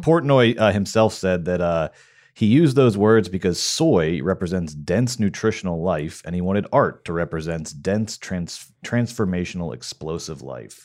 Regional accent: Marietta, Georgia, United States; my hometown of Marietta, Georgia

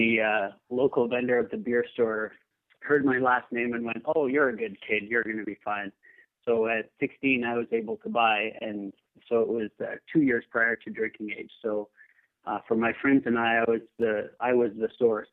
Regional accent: Canada; moved away as an adult; also born or lived in Davis, California; now in Seattle, United States; I grew up in Canada, and my wife and I moved down

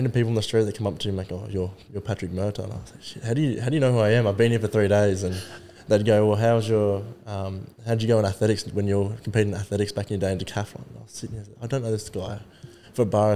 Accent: Gold Coast, Queensland, Australia; moved away as an adult; I grew up on the Gold Coast

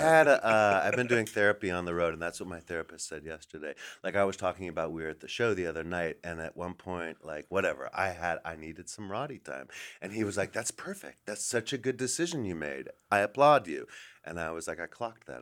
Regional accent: Los Angeles, California, United States; also born or lived in Silver Lake, Los Angeles; now in New York, United States; I live in New York, but I grew up here in Los Angeles

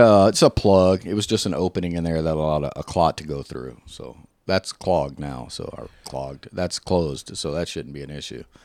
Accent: the South, United States; I'm from the South

